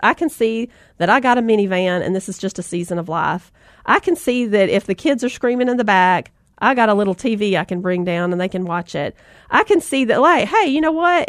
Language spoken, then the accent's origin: English; the South, United States; accent: Southern; I'm from the South and we love those rope swings, right?